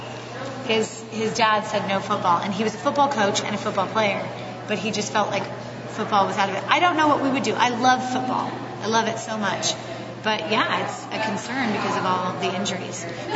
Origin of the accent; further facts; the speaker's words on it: Roseville, California, United States; I'm from Northern California